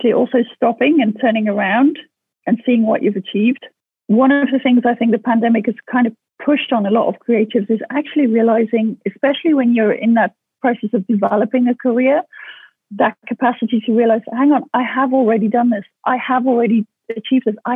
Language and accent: English; South Africa; growing up in South Africa